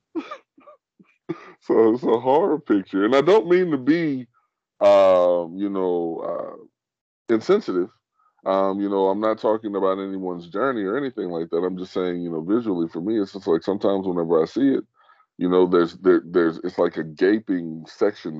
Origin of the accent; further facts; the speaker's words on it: United States; I'm an American